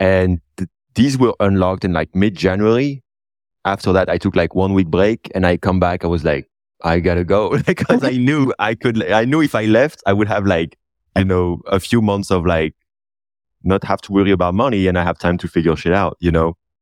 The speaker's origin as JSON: {"language": "English", "region": "north of France", "country": "France", "tie": "born or raised there", "said": "that's actually close to my hometown where I was born. I kind of like love this area. It's really my place, you know, north of France"}